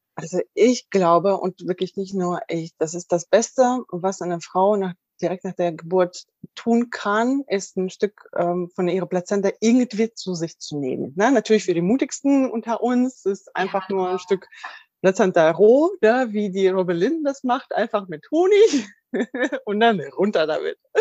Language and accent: German; Russia; now in Germany; ich komme ja auch ursprünglich aus Russland